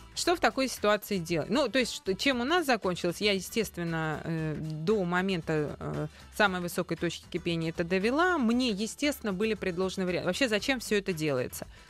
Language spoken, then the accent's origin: Russian; Moscow, Russia; мы москвичи, что мы местные